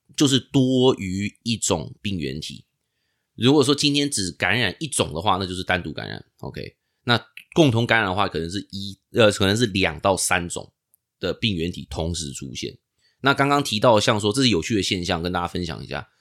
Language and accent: Chinese; Taiwan; moved away as an adult; now in United States; 我以前在台湾长大